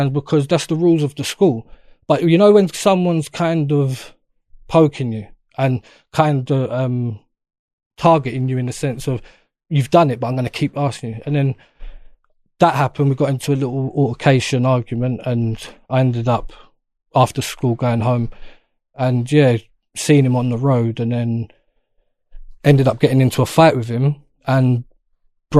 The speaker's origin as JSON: {"language": "English", "region": "London", "country": "United Kingdom", "tie": "born or raised there", "said": "I'm born and raised in Peckham, so that's my area"}